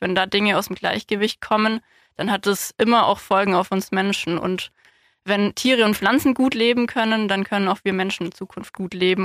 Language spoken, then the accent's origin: German; Ulm, Baden-Württemberg, Germany; also born or lived in Marbach / Hohenheim / Tübingen; now in Landkreis Heidenheim, Germany; Ich bin hier in Ulm aufgewachsen, im Ortsteil Donaustetten